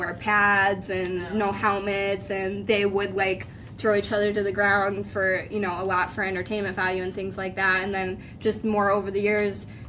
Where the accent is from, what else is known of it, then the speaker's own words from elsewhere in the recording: Jessup, Pennsylvania, United States; I'm from Jessup, so not actually too far from here